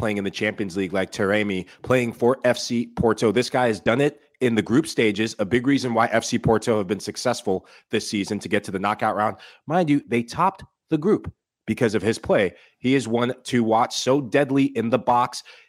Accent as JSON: {"language": "English", "country": "United Kingdom", "said": "Surely it's going to be British. I'm British, Pickford, for sure."}